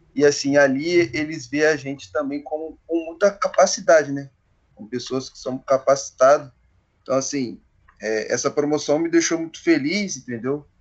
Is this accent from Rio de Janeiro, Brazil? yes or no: yes; Volta Redonda, Rio de Janeiro, Brazil; para minha para minha cidade mesmo